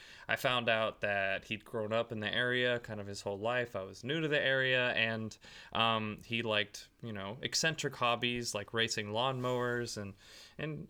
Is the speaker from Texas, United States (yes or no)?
yes; Texas, United States; I was born in Texas